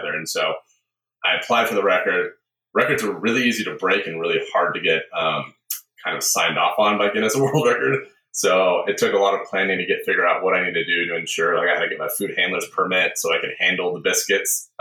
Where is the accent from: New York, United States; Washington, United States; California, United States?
Washington, United States; Seattle; I grew up in a small bed and breakfast, actually, outside Seattle